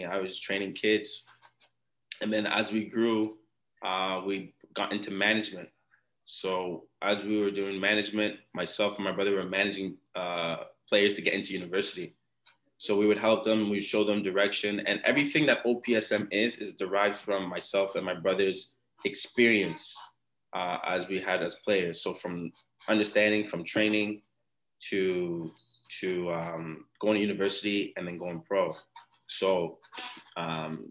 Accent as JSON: {"language": "English", "town": "Ottawa", "region": "Ontario", "country": "Canada", "tie": "born or raised there", "also_born_or_lived": "Montreal / Ghana / England", "first_language": "Twi", "second_language": "English", "said": "we grew up in Ottawa"}